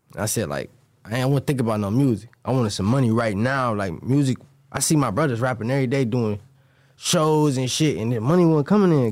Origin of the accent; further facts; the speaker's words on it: Cleveland, Ohio, United States; I'm from Cleveland, Ohio